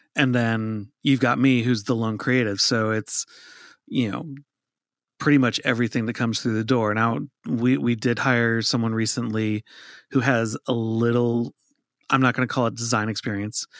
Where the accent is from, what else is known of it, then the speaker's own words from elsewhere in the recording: Minnesota, United States; moved away; I grew up in Minnesota